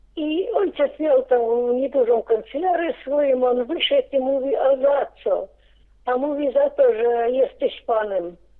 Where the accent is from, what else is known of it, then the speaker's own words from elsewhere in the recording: Paciewicze, Wołkowysk county, Grodno Region, Belarus; now in Grodno, Belarus; urodziłam się piękna wieś Paciewicze. Wolkowyski powiat był przed wojną.